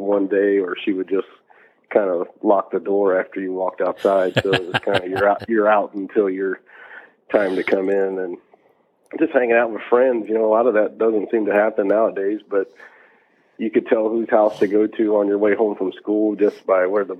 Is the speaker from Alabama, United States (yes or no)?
yes; Alabama, United States; also born or lived in Annapolis, Maryland / Gambrills, Maryland; we moved to Alabama in like 91 or something like that. And grew up through the rest of elementary school and middle school and high school in Alabama